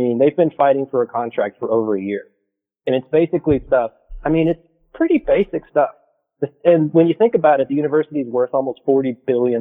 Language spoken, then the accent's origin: English; North Texas, United States; I'm from North Texas, 2 hours northwest of Dallas. And I went to high school there, and I lived with my parents during undergrad